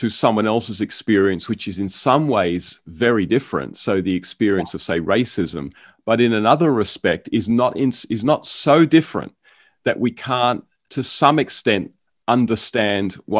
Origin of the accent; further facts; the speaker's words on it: Australia; the suburb that I grew up in here in Australia